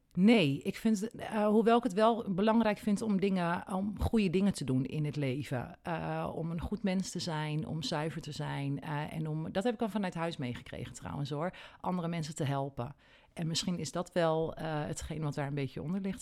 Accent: Nunspeet, Gelderland, Netherlands; also born or lived in Elburg; ik ben in Nunspeet geboren en getogen

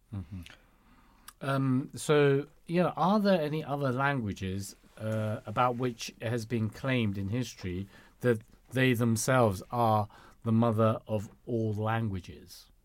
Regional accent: United Kingdom; first language Cantonese; English is a second language; my mother tongue is Cantonese. Mm. And it's not because you know, I grew up in this country

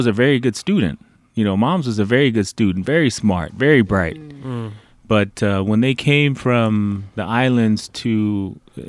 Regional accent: Oakland, California, United States; we were all born and raised in Oakland

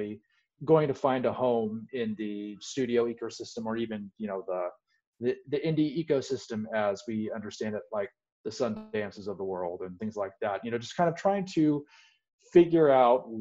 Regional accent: Portland, Oregon, United States; moved away as an adult; I was born in Portland, Oregon, lived there for the entirety of my pre-college adult life.

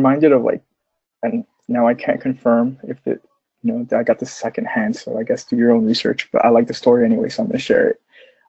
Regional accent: United States

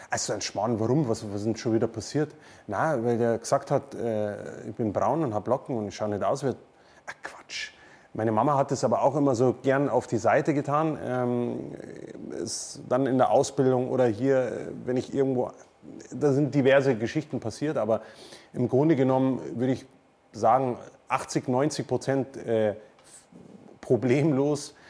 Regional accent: Munich, Bavaria, Germany; accent: Münchnerisch, Bayerisch; also born or lived in Neuburg an der Donau; Ich würde sagen, München ist meine Heimat

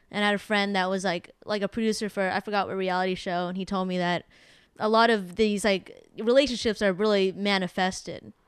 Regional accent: San Jose, California, United States; moved away as an adult; now in Los Angeles, United States; just living in a small town growing up in San Jose

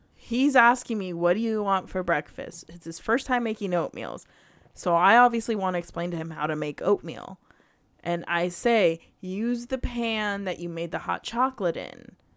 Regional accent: United States; I am American

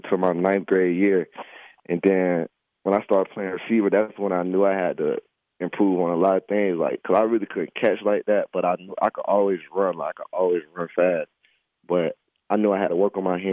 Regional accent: Lakeland, Florida, United States; I grew up in Lakeland, Florida

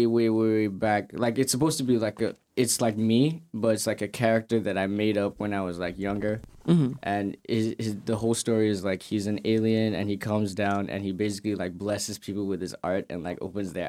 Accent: Canarsie, New York, United States; also born or lived in Nigeria; Raised in Kanarsi, though.

